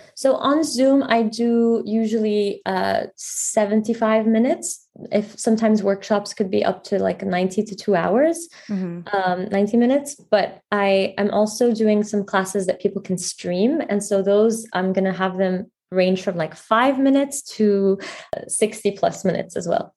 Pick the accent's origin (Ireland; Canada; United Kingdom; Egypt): Egypt; moved away as an adult; also born or lived in Paris, France; now in New York City, United States; I actually moved to Egypt in middle school